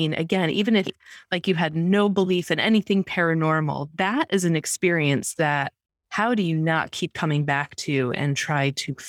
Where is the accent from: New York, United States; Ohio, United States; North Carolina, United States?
New York, United States; And I'm also from New York